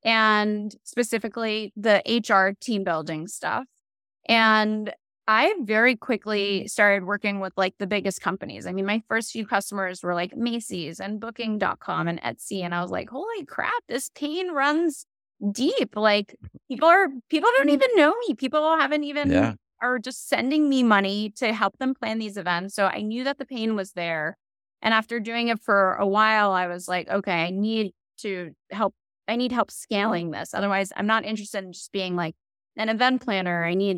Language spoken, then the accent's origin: English; Israel; born there; And, it's a weird part of my story, but I was born in Israel.